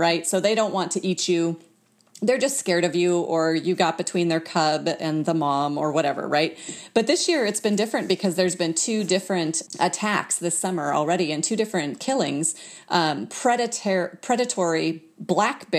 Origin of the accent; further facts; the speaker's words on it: Fairbanks, Alaska, United States; now in Anchorage, United States; I'm from Alaska, but I'm from Fairbanks, which is kind of in the middle of the state